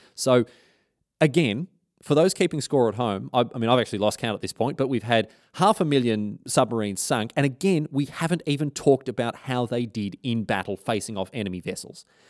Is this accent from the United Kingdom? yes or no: no; Australia; as an Australian